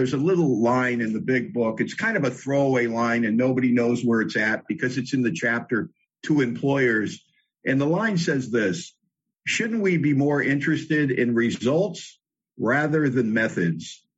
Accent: Los Angeles, California, United States; moved away as an adult; now in Bellingham, United States; I was born in L.A., born and raised in Hollywood specifically.

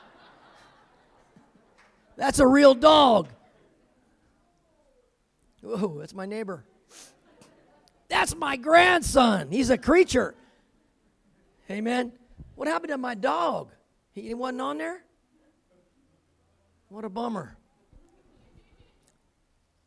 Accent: California, United States; I grew up in California, so it wasn't cold like Colorado

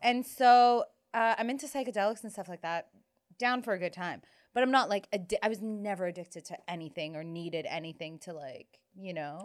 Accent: Toronto, Ontario, Canada; growing up in Toronto

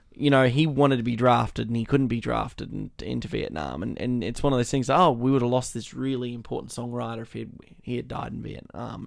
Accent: Australia

